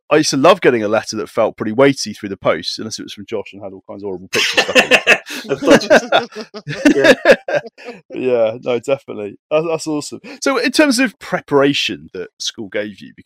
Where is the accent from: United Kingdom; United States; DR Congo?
United Kingdom; Radstock, South West England; I was brought up in Radstock of all places, which is not far from Wells